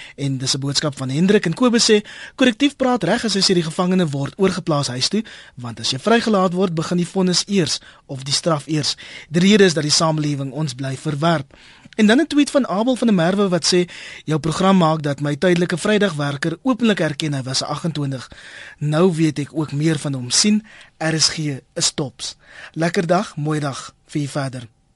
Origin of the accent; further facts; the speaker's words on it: Western Cape, South Africa; ek is nou self van die Wes-Kaap